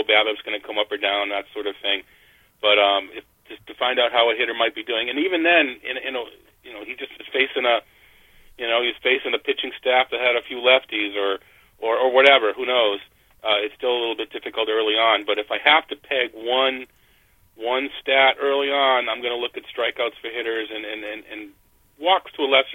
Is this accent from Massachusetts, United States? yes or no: yes; Boston, Massachusetts, United States; I'm from Boston